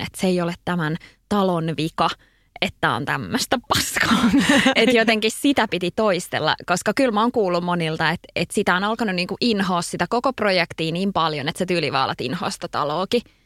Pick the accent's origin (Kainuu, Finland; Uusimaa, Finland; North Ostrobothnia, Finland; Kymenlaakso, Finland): Uusimaa, Finland; Kirkkonummi; moved away as an adult; also born or lived in Espoo / Helsinki; mä oon syntynyt Espoossa ja tota, asuttiin kerrostalossa Ö, ja sitten olinko mä ykkösellä, ykkösluokalla, niin siirryttiin sitten kakkosluokalle tonne kirkkonummelle ja omakotitaloon – et mä koen, että mä oon kirkkonomelainen. Että siellä mä asuin sit siihen saakka, että mä olin 18 ja muutin Helsinkiin